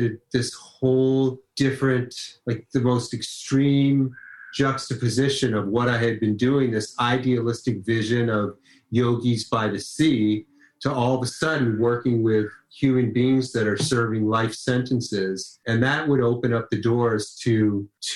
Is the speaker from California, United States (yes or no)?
yes; Los Angeles, California, United States; I grew up in Los Angeles